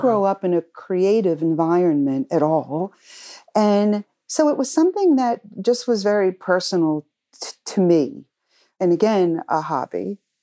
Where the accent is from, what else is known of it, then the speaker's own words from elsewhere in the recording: Cranston, Rhode Island, United States; I grew up in Cranston, Rhode Island